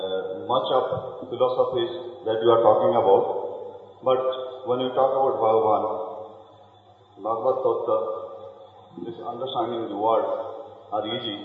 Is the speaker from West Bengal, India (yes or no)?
yes; West Bengal, India; now in Odisha, India; I am from Orissa. Actually, I am from Bengal. Settled in Orissa.